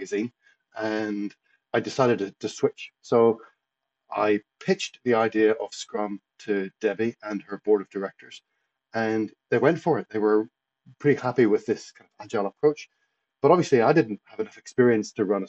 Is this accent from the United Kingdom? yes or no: yes; Lisburn, Northern Ireland, United Kingdom; moved away as an adult; also born or lived in Portrush, Northern Ireland / Edinburgh, Scotland / Midlands, England / Los Angeles, California, United States; now in Brisbane, Australia; I grew up in Belfast, Lisburn, just outside Belfast.